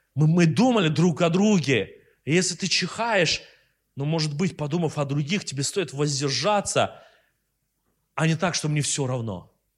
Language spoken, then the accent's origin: Russian; Russia; мы из России